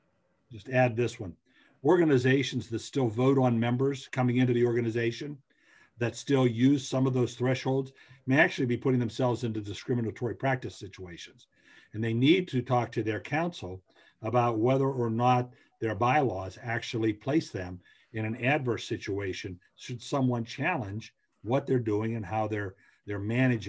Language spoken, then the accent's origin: English; Western Pennsylvania, United States; now in Eastern Pennsylvania, United States; where I grew up in Western Pennsylvania